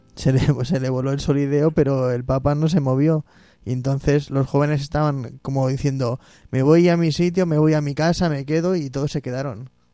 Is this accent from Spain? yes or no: yes; Móstoles, Community of Madrid, Spain; yo soy de Monsters